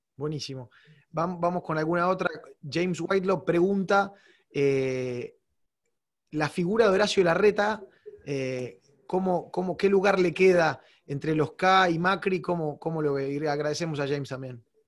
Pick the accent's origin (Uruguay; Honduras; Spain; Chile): Uruguay; como uruguayo